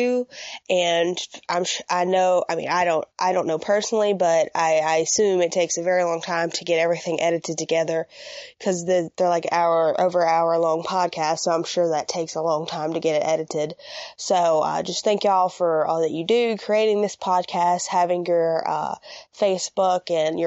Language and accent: English; Mississippi, United States; I'm from Mississippi